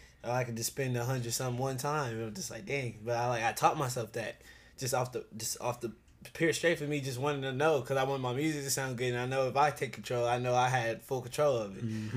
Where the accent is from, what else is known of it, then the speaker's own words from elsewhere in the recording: Oceanside, California, United States; born there; also born or lived in Ohio / Georgia; I was born in Oceanside, California. And then I moved from Oceanside. See, I've been everywhere. I moved from Oceanside to Ohio. I lived in Ohio for like until I was like six.